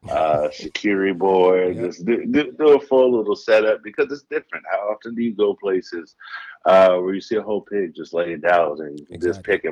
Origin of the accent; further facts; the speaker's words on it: Dover, Delaware, United States; moved away as an adult; also born or lived in Columbus, Ohio; now in Los Angeles, United States; Originally born and raised in Dover, Delaware